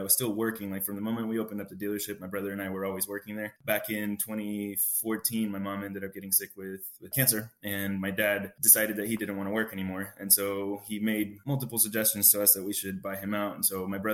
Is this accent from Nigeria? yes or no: no; El Salvador; now in United States; I was born in El Salvador. My mom and dad actually had a business over there